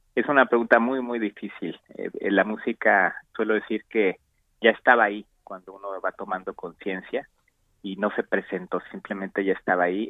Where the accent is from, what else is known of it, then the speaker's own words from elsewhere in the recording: Mexico; also born or lived in Mexico City, Mexico / The Hague, Netherlands / Amsterdam, Netherlands; regresé a México aproximadamente por 2009 a, trabajar en mi país